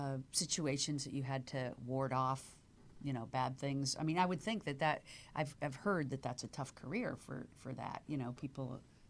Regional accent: Virginia, United States; also born or lived in Washington, D.C. / Miami / New York; now in Los Angeles, United States; I was a Southern girl. I grew up in Virginia, which is mm-hmm. considered the South, of course. But I did grow up right outside D.C. So not like deep South

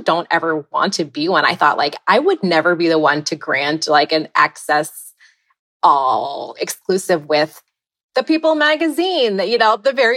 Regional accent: East Coast, United States; moved away as an adult; also born or lived in Ithaca; now in Minneapolis, United States; I was born and raised on the East Coast.

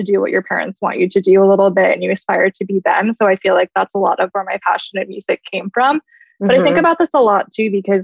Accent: Columbus, Ohio, United States; moved away as an adult; also born or lived in New York; I grew up in Columbus, Ohio, so definitely not a big city or anything like

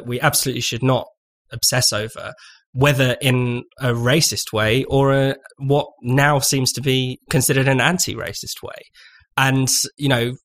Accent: United Kingdom; as British people

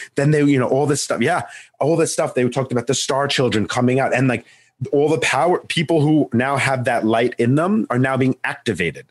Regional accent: Long Island, New York, United States; I'm from New York, Long Island

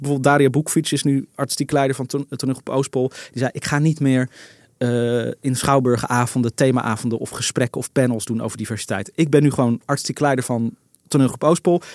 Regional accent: Netherlands; ik ben een Hollander

